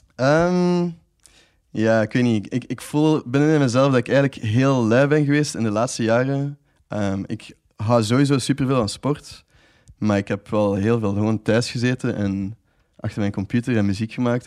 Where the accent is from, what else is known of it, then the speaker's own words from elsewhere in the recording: Ghent, Flanders, Belgium; moved away; ik zie mezelf dan ook wel absoluut nog terugkeren dan naar Gent